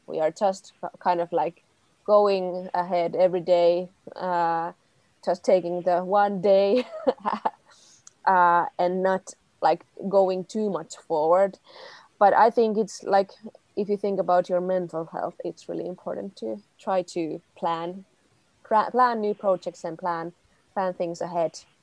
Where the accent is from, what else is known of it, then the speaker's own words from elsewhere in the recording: Tampere, Pirkanmaa, Finland; also born or lived in Helsinki; I'm originally from Tampere